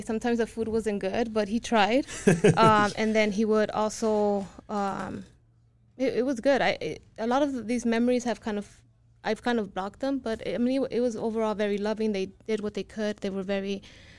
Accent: Long Beach, California, United States; I'm from Long Beach, California.

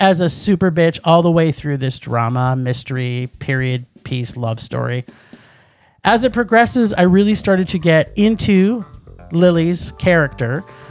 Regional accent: Toronto, Ontario, Canada; accent: Torontonian; It's my Torontonian accent.

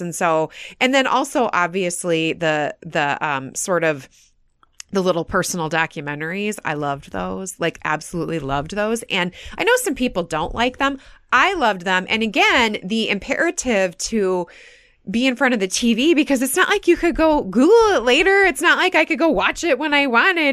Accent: United States; being very proud of being American

